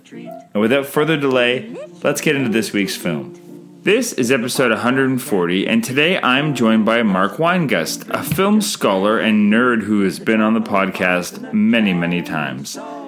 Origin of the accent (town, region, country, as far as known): Canada